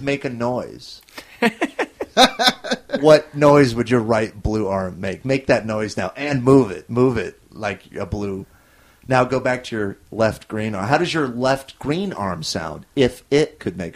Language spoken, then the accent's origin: English; Orange County, California, United States; moved away as an adult; also born or lived in Chicago / New York; now in Los Angeles, United States; I'm from Orange County